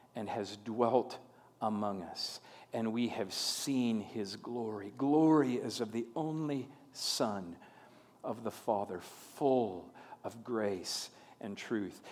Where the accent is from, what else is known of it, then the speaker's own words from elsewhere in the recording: Long Prairie, Minnesota, United States; moved away as an adult; my, my hometown, where I uh, lived the first 18 years of my life, is Long Prairie, Minnesota